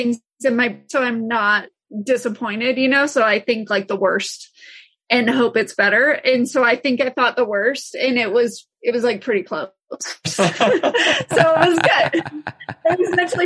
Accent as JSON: {"language": "English", "region": "Colorado", "country": "United States", "tie": "born or raised there", "said": "I'm born and raised in Colorado"}